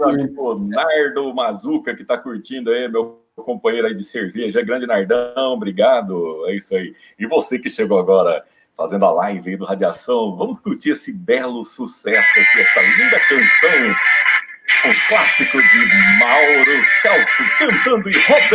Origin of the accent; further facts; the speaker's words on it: Osvaldo Cruz, São Paulo, Brazil; moved away; also born or lived in Amapá; ficar um tempo ali em Oswaldo Cruz, voltar para minha terra natal